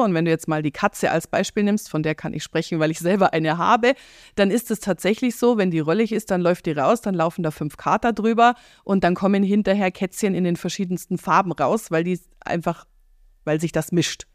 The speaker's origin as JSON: {"language": "German", "town": "Eberfing", "region": "Bavaria", "country": "Germany", "tie": "born or raised there", "moved": "as an adult", "said": "Wir sitzen hier in meiner Coachingstube im beschaulichen Eberfing"}